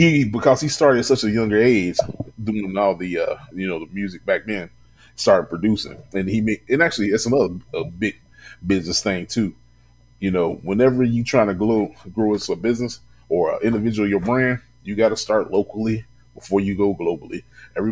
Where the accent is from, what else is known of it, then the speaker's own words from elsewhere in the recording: Louisville, Kentucky, United States; in my hometown